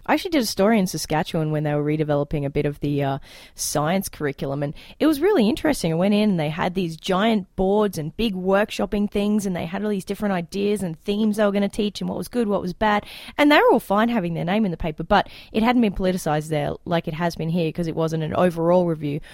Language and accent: English; Queensland, Australia; now in Alberta, Canada; when I grew up in Australia, we had a lot in the Queensland public education system